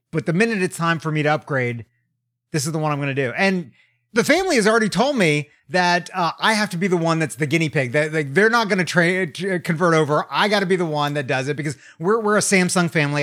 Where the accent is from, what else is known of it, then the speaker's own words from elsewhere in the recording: United States; also born or lived in Tokyo, Japan; as an American